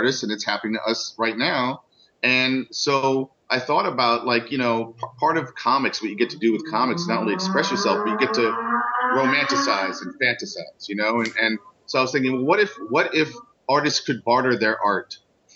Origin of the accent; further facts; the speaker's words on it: New York City, New York, United States; also born or lived in Brooklyn; I was born and raised in the Upper West Side of Manhattan, I moved here to Brooklyn over 19 years ago